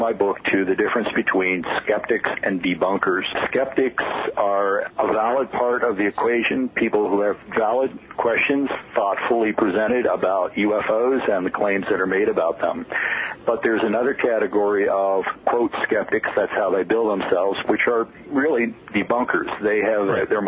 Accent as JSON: {"language": "English", "town": "Albuquerque", "region": "New Mexico", "country": "United States", "tie": "born or raised there", "said": "here in my hometown of Albuquerque"}